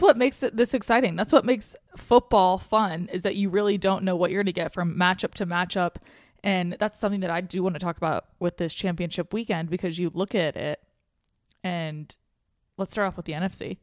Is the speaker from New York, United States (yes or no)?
no; Atlanta, Georgia, United States; now in Los Angeles, United States; my agent, obviously, is from Atlanta, like me